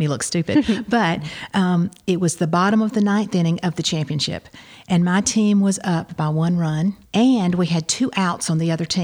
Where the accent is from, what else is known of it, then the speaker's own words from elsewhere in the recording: New Hope community, near Tanner's Beach, Georgia, United States; also born or lived in Kentucky; I grew up out near Tanner's Beach on a dairy farm in the New Hope community. I went to Mount Zion to school.